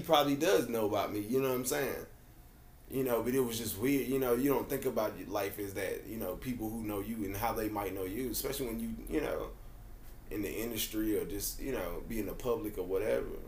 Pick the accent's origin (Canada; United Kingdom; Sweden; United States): United States; Nashville, Tennessee; I grew up out in Bellevue